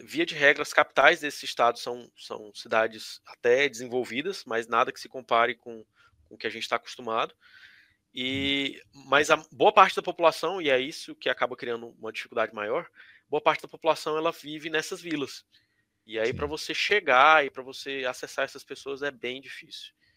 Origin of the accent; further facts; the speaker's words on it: Palmas, Tocantins, Brazil; moved away as an adult; also born or lived in Piauí; now in South Sudan; A minha infância toda foi foi em Palmas né, no começo, no começo da cidade.